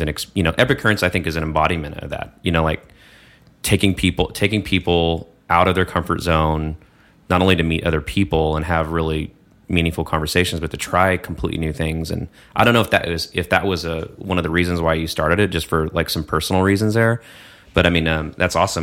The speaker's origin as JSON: {"language": "English", "region": "Texas", "country": "United States", "also_born_or_lived": "New York", "moved": "yes", "said": "I'm from Texas"}